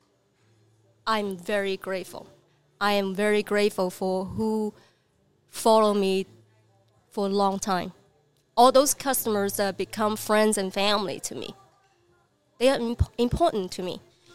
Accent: Guangzhou, Guangdong, China; English is a second language; moved away as an adult; now in Redding, United States; I'm just a person that who lives in China for 32 years. I mean, I born and raised in China.

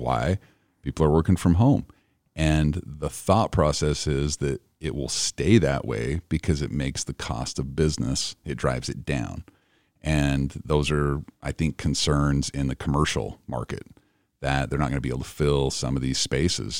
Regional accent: Idaho, United States; also born or lived in Cache Valley; now in Utah, United States; I'm from Idaho.

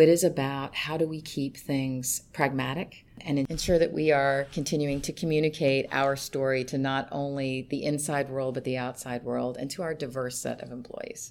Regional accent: Kentucky, United States; moved away; I'm from Kentucky, um, and I s, kind of grew up on tobacco farm.

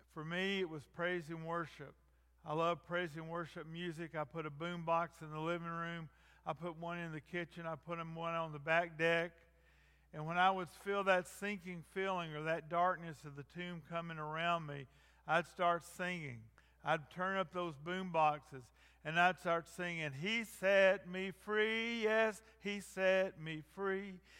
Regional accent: North Georgia, United States; I grew up in North Georgia.

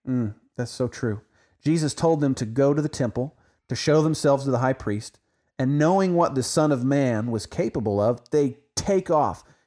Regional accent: Oklahoma, United States; now in Texas, United States; even though I live in Texas, I'm an Oklahoman

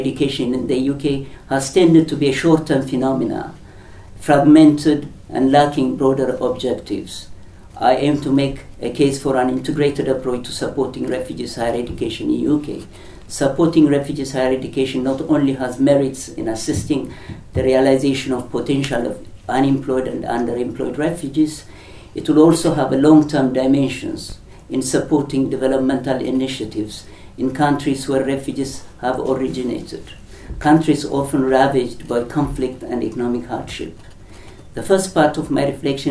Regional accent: Ethiopia; now in United Kingdom; I'm originally from Ethiopia

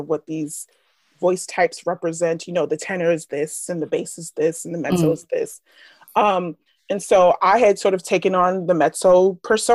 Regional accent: Philadelphia, Pennsylvania, United States; I'm from Philadelphia School District.

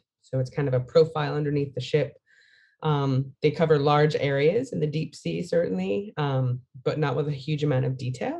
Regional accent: United States; it's an interesting thing being an American

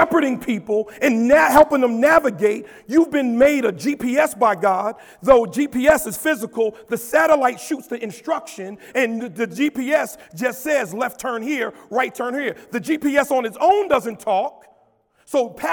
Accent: Paterson, New Jersey, United States; I grew up in Christ Temple Missionary Baptist Church in Paterson, New Jersey.

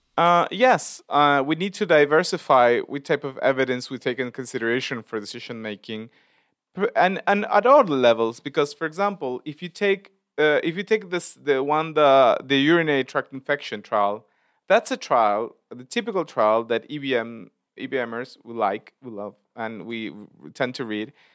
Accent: Argentina; I come from Argentina

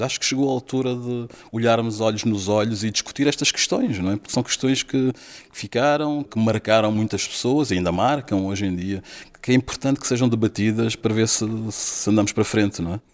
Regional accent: Mozambique; now in Porto, Portugal; sou natural de Moçambique

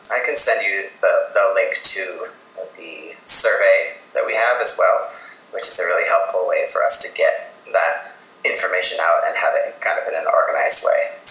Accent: Minnesota, United States; also born or lived in New York City; my home state of Minnesota.

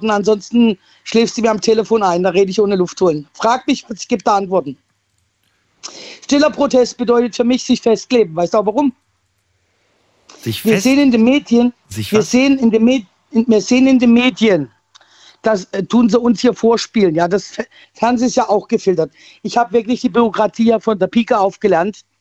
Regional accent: Baden-Württemberg, Germany; Ich bin aus der City Baden-Württemberg jetzt wieder. Und zwar bin ich von Rastatt weg und bin jetzt so ein Nachbarkaff gezogen.

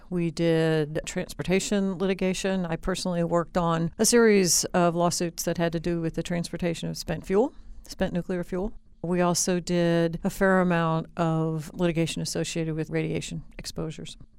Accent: Indianapolis, Indiana, United States; moved away; I grew up in Indianapolis, Indiana

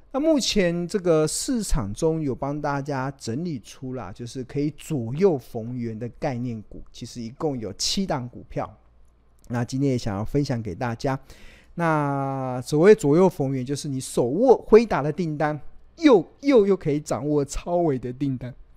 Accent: Taiwan; 我们真的身为台湾人很骄傲

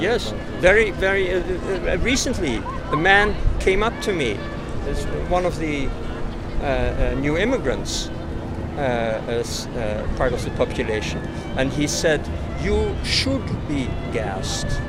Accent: Amsterdam, North Holland, Netherlands; I'm a Dutch citizen. I was born in Amsterdam

